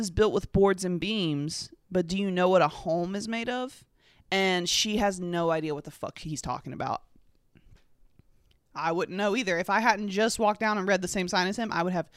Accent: North Carolina, United States; I'm from North Carolina, and I was raised in a Chapel Hill, Tar Heel household.

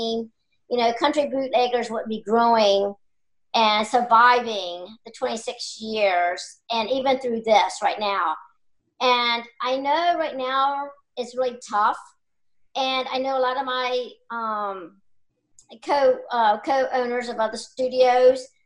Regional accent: York County, Virginia, United States; I was born and raised here in York County

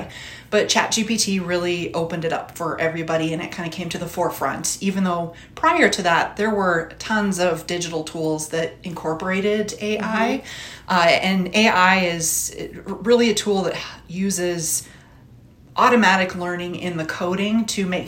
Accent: Butte, Montana, United States; now in Boulder, United States; Originally from Butte, so Butte is my hometown

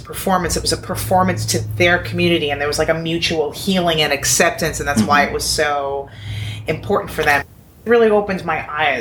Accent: New York City, New York, United States; I grew up in New York City, so, you know, the world looks like Sesame Street to me.

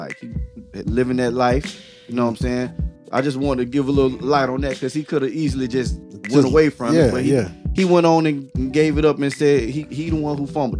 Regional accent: Orlando and Winter Garden, Orange County, Florida, United States; we're from Orlando and Winter Garden, all those Orange County, Florida.

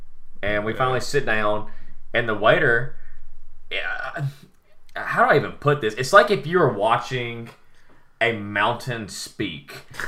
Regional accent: the South, United States; accent: southern; my southern accent is not that bad.

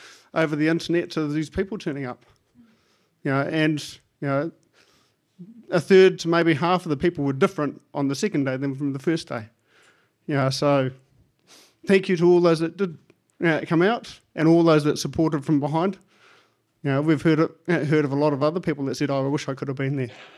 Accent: Lower Hutt, Wellington, New Zealand; I'm from Taita in Lower Hutt.

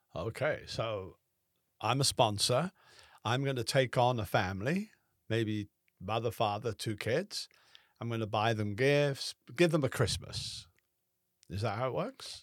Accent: Southern California, United States; moved away; I'm from Southern California

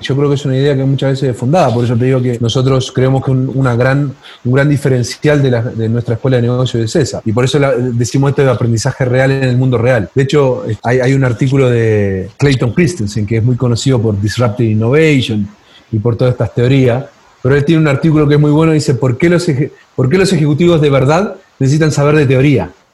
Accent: Uruguay; moved away as an adult; now in Chile; yo soy uruguayo y yo todavía recuerdo, hace mucho tiempo trabajar en el sector financiero en Uruguay

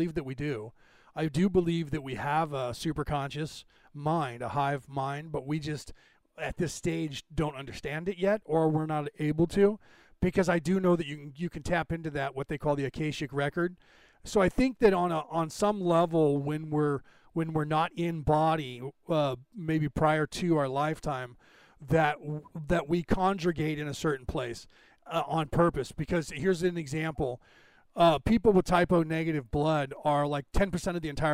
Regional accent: San Francisco Bay Area, California, United States; now in Carmichael, United States; I grew up in the San Francisco Bay Area

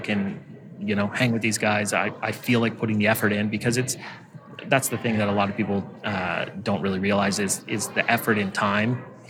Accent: Canada; I'm Canadian.

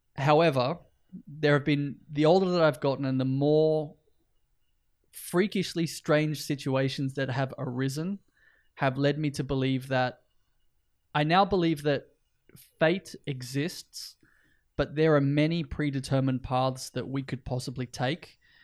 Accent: north coast of New South Wales, Australia; now in Iceland; we both grew up and spent time on the north coast of New South Wales in Australia

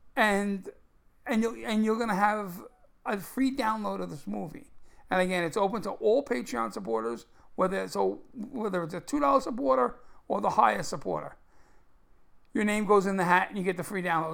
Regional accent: New York City, New York, United States; I grew up in Brooklyn

